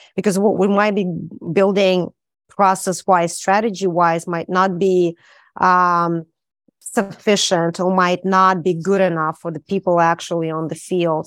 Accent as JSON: {"language": "English", "region": "Saint Petersburg", "country": "Russia", "moved": "yes", "said": "I'm from Saint Petersburg"}